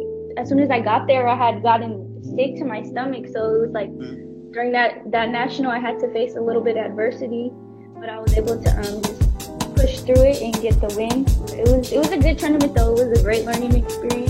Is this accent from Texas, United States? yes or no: no; Oakland, California, United States; I'm from Oakland, California, and I train at Lightning Boxing Club.